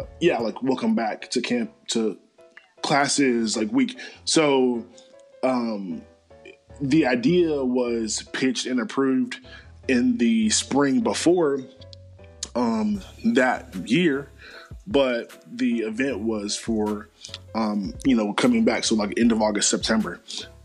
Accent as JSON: {"language": "English", "town": "Charlotte", "region": "North Carolina", "country": "United States", "tie": "born or raised there", "said": "my hometown of the 704"}